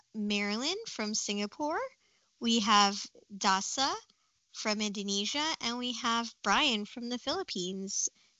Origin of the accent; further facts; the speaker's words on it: Southern California, United States; I identify as lesbian. I am Filipino-Chinese, raised in SoCal.